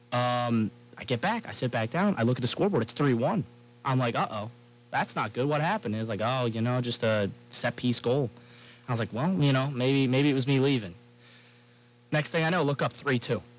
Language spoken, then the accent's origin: English; Long Island, New York, United States; from um, you know Long Island, a little okay. cl- close to the city.